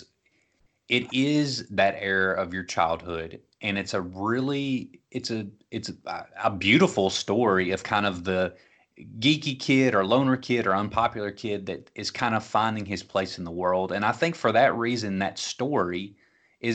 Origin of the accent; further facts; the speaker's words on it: Franklin, Kentucky, United States; growing up in Westview Heights, which is lower middle class neighborhood in Franklin, Kentucky